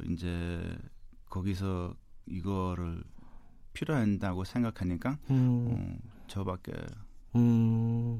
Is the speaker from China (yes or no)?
no; United States; 저는 네. 이제 한국계 미국인이라서